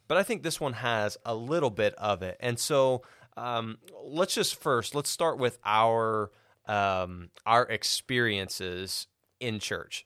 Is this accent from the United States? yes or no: yes; Cisne, Illinois, United States; also born or lived in Tennessee; we moved to Cisne, Illinois, small town